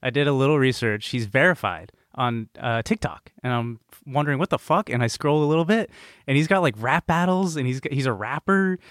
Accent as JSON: {"language": "English", "area": "the Bay Area", "region": "California", "country": "United States", "said": "I'm from the Bay"}